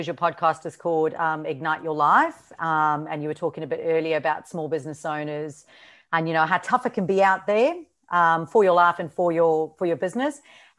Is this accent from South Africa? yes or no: yes; South Africa; accent: South African and Australian; moved away as an adult; now in Australia; excuse my accent. It's a bit a mix of South African and Australian. And the reason for that is I moved to Australia from South Africa 12 years ago.